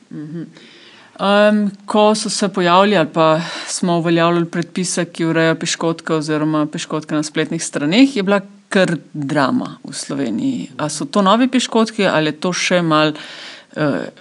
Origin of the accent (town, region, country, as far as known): Slovenia